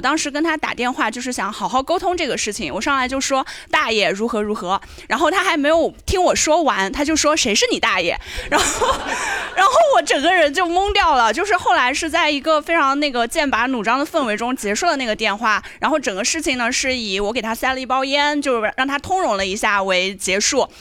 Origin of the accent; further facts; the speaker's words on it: Anhui, China; now in Shanghai, China; 我不是上海人，我是安徽人